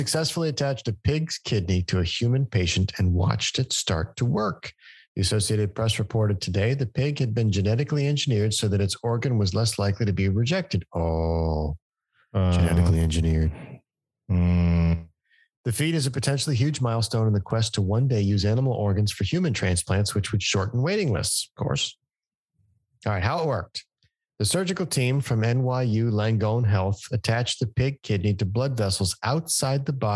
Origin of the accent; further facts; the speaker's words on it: Arizona, United States; my home state of Arizona